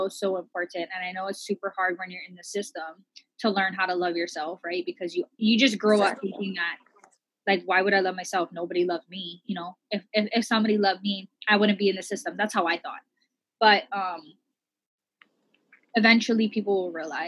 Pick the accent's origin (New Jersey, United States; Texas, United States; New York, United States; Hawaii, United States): Hawaii, United States; we're all a mixed plate here in Hawaii